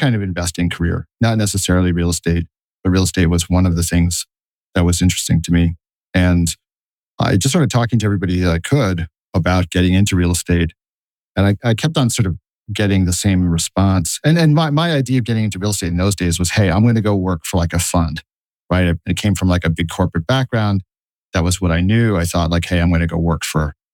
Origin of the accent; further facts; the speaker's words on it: northern New Jersey, United States; moved away as an adult; also born or lived in Boston / Tokyo / London / New York; now in Brooklyn, United States; wound up within a few miles of where I grew up, which was in northern New Jersey.